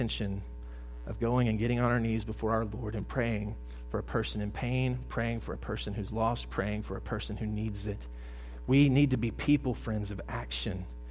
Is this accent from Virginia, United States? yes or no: no; South Mississippi, United States; I'm from the Deep South. I grew up in South Mississippi